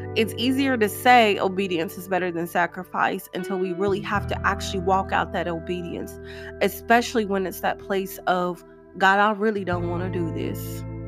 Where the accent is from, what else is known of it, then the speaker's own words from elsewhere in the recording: Tennessee, United States; moved away as an adult; also born or lived in Nashville, Tennessee / Clarksville, Tennessee; When I first moved back to my home state of Tennessee